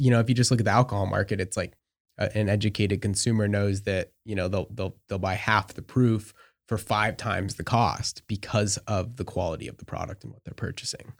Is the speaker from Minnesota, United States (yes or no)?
no; Marcola, Oregon, United States; I'm from Oregon. I grew up outside Eugene, in a s, in a small town called Marcola